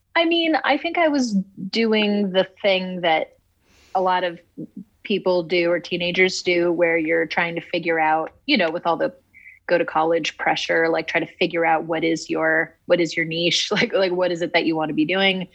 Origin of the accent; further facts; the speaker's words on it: Oxford, Ohio, United States; moved away as an adult; also born or lived in California; i'm from oxford it's a really small town southwestern ohio